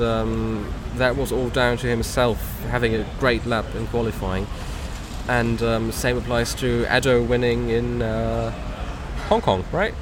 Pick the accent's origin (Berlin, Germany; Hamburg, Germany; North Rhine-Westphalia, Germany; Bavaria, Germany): Berlin, Germany; I grew up here in Berlin. I grew up on these underground lines, these buses.